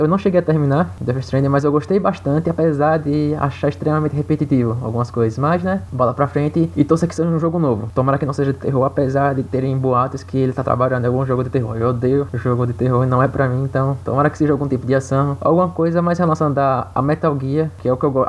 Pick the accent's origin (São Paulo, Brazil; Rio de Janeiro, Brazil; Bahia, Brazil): Bahia, Brazil; Eu sou da Bahia